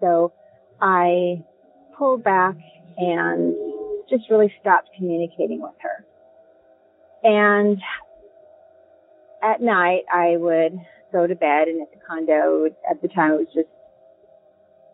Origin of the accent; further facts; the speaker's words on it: Southern California, United States; I come from Southern California, born and raised